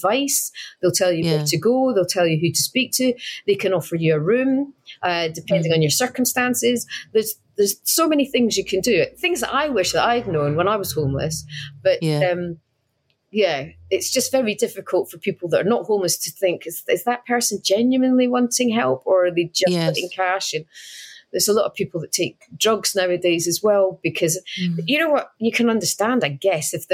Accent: Edinburgh, Scotland, United Kingdom; moved away; I'm from Edinburgh

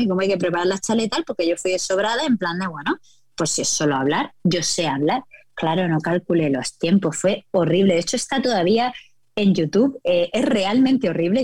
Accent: Murcia, Region of Murcia, Spain; soy de Murcia, los reconocimientos de voz no funcionan conmigo.

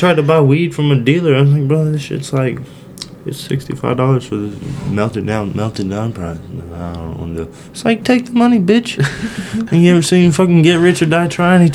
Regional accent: Albuquerque, New Mexico, United States; I'm from Albuquerque. I live in Albuquerque

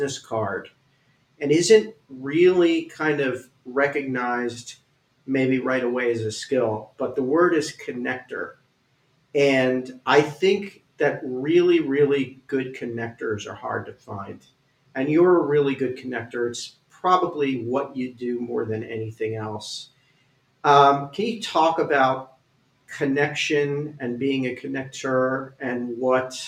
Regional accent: Miami, Florida, United States; moved away; also born or lived in New York; I left home. I grew up in Miami. I moved to New York

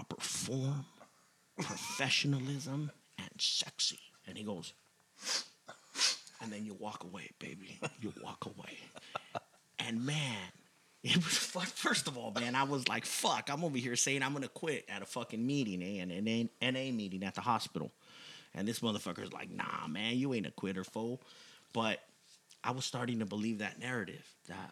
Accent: South Gate, California, United States; also born or lived in West Los Angeles; I'm from Southgate, represent Southgate, Linwood in the house, folks. That's where I'm originally from

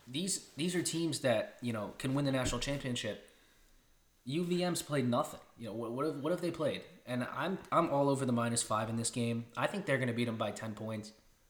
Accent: New Jersey, United States; we're from Jersey.

